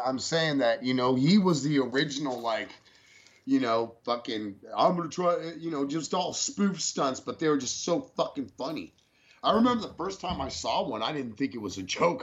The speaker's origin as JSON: {"language": "English", "area": "San Francisco Bay Area", "region": "California", "country": "United States", "tie": "born or raised there", "also_born_or_lived": "Santa Cruz County, California", "moved": "yes", "lives_now": "Lubbock, United States", "said": "I was born in Santa Cruz County, grew up in the San Francisco Bay Area"}